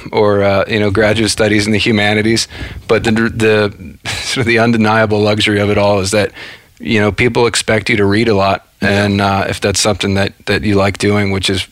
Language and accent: English; Cincinnati, Ohio, United States; I grew up in outside of Cincinnati, Ohio.